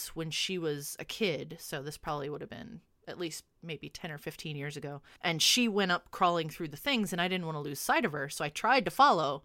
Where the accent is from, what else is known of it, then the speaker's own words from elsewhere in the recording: St. Louis, Missouri, United States; also born or lived in Orlando, Florida; I am born and raised in St. Louis, Missouri. I've lived here basically my whole life.